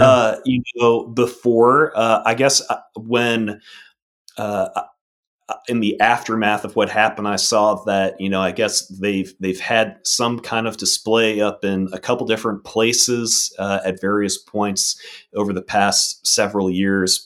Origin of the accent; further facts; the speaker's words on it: Arlington, Virginia, United States; moved away as an adult; also born or lived in Maryland; now in Mississippi, United States; I grew up in Virginia, um, and up in Arlington, Virginia